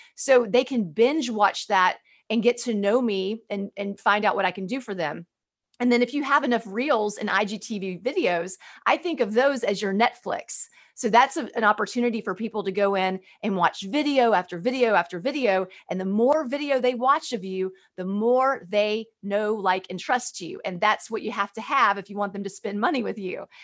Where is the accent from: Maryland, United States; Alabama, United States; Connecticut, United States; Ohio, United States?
Alabama, United States; Birmingham; growing up in Birmingham, Alabama